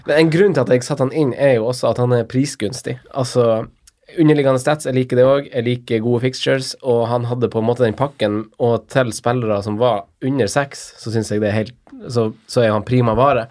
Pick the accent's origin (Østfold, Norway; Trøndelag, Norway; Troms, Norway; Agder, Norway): Troms, Norway; Finnsnes; jeg er fra Finnsnes